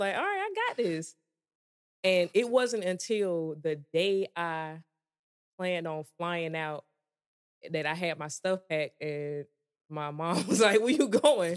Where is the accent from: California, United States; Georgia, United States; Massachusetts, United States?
Georgia, United States; moved away as an adult; I grew up in Georgia